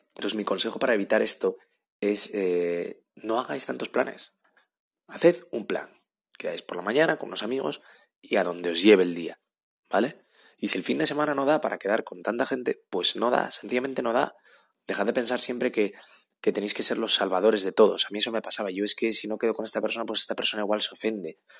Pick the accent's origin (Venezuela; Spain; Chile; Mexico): Spain; Asturias; now in Madrid, Spain; yo vivo en Madrid, pero soy de Asturias